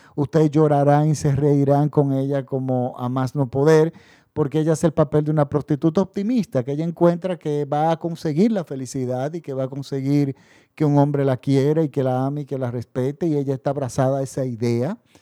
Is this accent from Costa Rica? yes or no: no; Dominican Republic; mi país. La República Dominicana